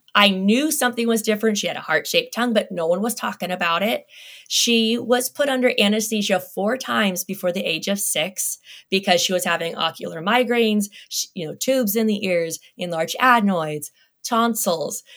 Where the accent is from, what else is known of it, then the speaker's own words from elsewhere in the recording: Las Vegas, Nevada, United States; I grew up in Las Vegas